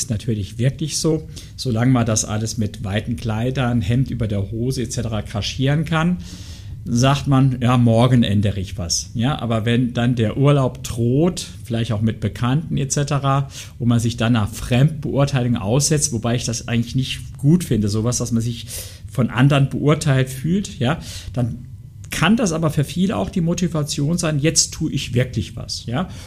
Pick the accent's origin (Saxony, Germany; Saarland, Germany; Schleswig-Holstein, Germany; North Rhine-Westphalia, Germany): Saarland, Germany; Also, ich komme ja aus dem Saarland, Grillen und sowas.